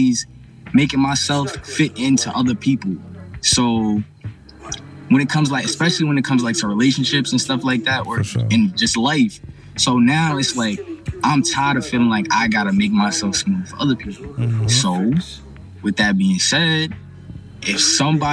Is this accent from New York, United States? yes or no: yes; New York, United States; I'm from New York